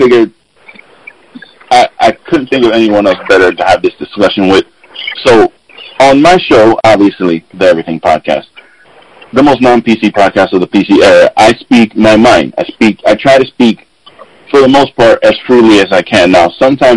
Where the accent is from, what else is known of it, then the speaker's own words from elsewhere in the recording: New York City, New York, United States; I grew up in the Bronx, New York, on the South Bronx, on Colgate Avenue, between Westchester and Watson